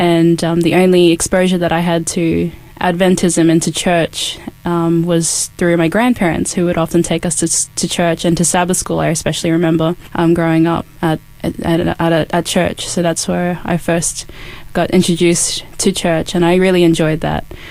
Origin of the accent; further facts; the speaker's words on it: Cairns, Queensland, Australia; now in Adelaide, Australia; I am from Cairns, so that was where I was born. That's my hometown